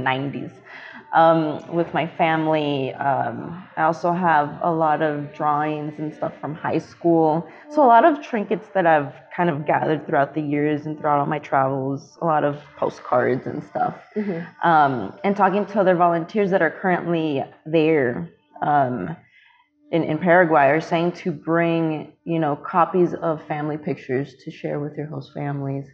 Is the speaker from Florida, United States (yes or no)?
yes; Miami, Florida, United States; moved away as an adult; also born or lived in Chicago, Illinois / Tampa, Florida; now in Chattanooga, United States; I am from Miami. I was born in Chicago, but then moved down to Miami at the age of 10